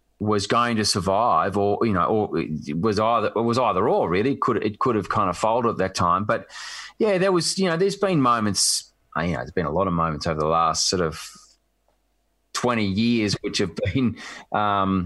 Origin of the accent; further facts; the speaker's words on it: Melbourne, Victoria, Australia; I grew up in Baldwin, and, you know, Glenfrey Road was where the Hawks kind of trained